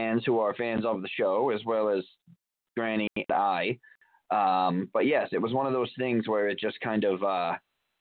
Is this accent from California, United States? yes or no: no; Albany, New York, United States; in my hometown of Albany, New York